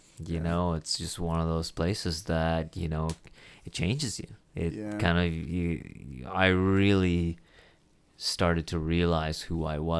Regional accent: Kuwait; born there; No, I was not born in Canada. Was born in the Middle East. I was born in Kuwait in the Middle East.

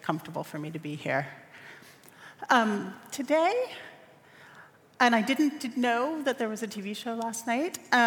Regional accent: Los Angeles, California, United States; I come from Los Angeles, a city of palm trees, of movie stars, and orange groves

